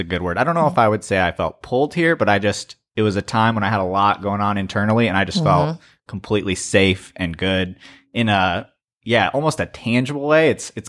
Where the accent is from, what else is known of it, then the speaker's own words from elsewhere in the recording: Flora, Illinois, United States; I'm from Flora, Illinois, which is a town pretty similar to Greenville, minus the college or university now.